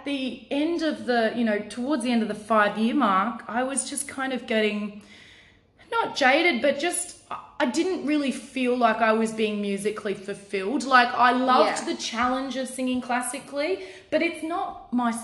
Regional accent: Kyogle, New South Wales, Australia; moved away as an adult; also born or lived in Melbourne / Brisbane; now in Sydney, Australia; This is my hometown

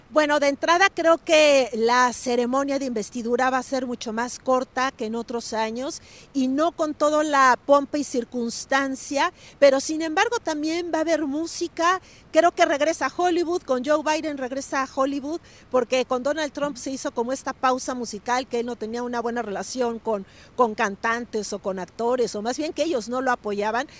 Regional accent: Mexico; now in United States; nosotros como mexicanos

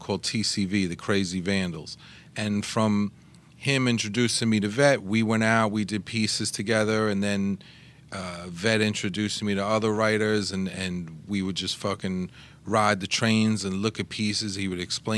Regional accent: Bronxville, New York, United States; I was born in Bronxville

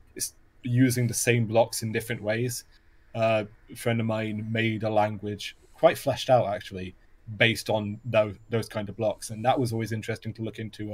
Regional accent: Welsh, Wales, United Kingdom; I am Welsh

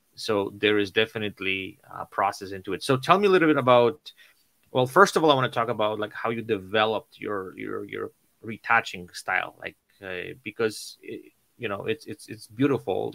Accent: Poland; moved away; I'm originally from Poland

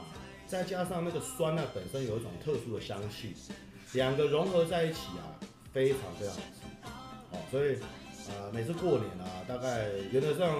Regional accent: Yilan County, Taiwan; 那当然家里因为我们是宜兰人，我们宜兰人有几个呃特别很道地宜兰人。

